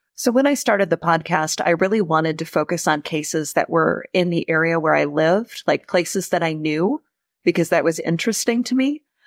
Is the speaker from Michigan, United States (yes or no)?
yes; Oakland County, Michigan, United States; Growing up in Oakland County